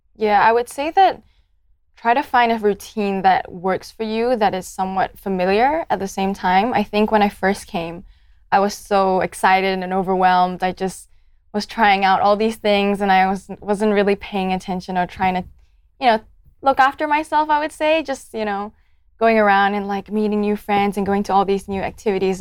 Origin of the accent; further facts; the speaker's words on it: Malaysia; moved away as an adult; now in Adelaide, Australia; I'm from Malaysia. I'm ethnically Chinese